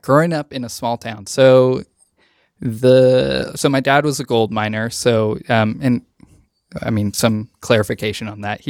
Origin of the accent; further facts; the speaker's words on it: Beatty, Nevada, United States; So I'm from Nevada. I am from a very small town in Nevada, about an hour and 45 minutes northwest of Las Vegas. It's called Beatty, like Warren Beatty